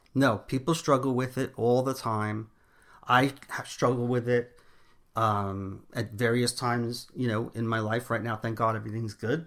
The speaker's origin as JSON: {"language": "English", "town": "New York City", "region": "New York", "country": "United States", "also_born_or_lived": "Long Island / Miami", "moved": "yes", "lives_now": "Long Island / Miami, United States", "said": "I'm originally from Brooklyn, New York, and I now live between Long Island and Miami."}